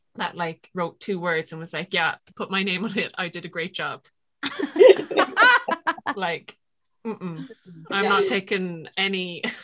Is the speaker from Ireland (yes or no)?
yes; Limerick, Munster, Ireland; Not being from Dublin